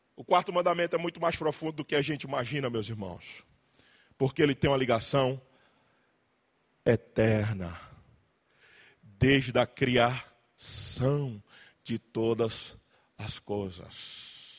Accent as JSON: {"language": "Portuguese", "region": "Pernambuco", "country": "Brazil", "moved": "as an adult", "lives_now": "Limeira, Brazil", "said": "Eu sou de Pernambuco, mas moro em Limeira há 13 anos"}